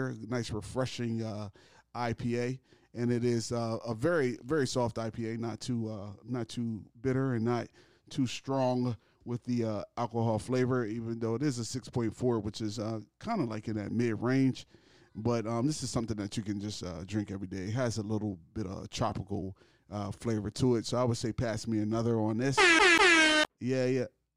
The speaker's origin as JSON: {"language": "English", "region": "Delaware", "country": "United States", "said": "I'm from Delaware"}